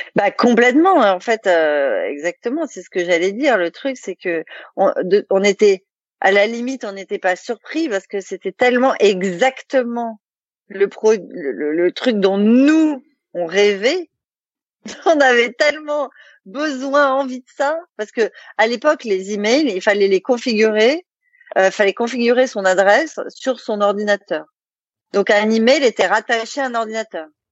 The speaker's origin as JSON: {"language": "French", "area": "Alsace", "region": "Grand Est", "country": "France", "said": "Qu'on est alsacien, donc l'Allemagne on connaît un peu"}